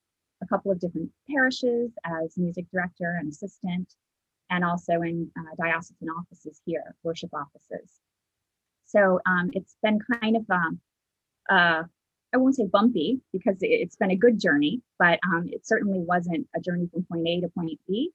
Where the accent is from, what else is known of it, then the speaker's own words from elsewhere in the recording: North Carolina, United States; I grew up in North Carolina